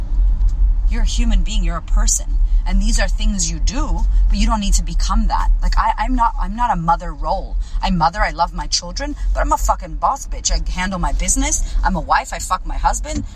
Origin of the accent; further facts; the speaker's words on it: Puerto Rico; now in Australia; I am Puerto Rican. I am American. What does that mean? How do I have to act now living in Australia as a Puerto Rican?